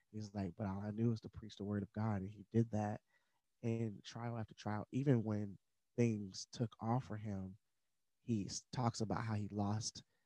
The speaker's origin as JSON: {"language": "English", "town": "Madisonville", "country": "United States", "tie": "born or raised there", "said": "I didn't come from the West Hills of West Virginia, but I grew up in Madisonville."}